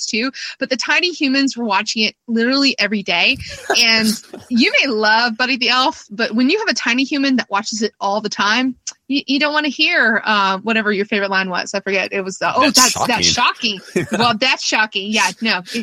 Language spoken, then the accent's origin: English; Norfolk, Virginia, United States; Old Dominion, which is also in my hometown.